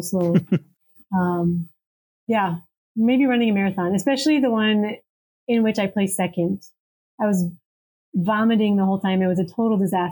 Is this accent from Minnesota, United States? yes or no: yes; Minnesota, United States; moved away as an adult; also born or lived in Somaliland; now in Djibouti; I'm from Minnesota. Minnesota is very cold and snowy.